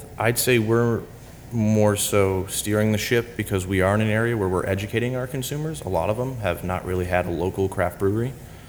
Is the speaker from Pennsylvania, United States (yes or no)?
yes; Pennsylvania, United States; Here in Pennsylvania.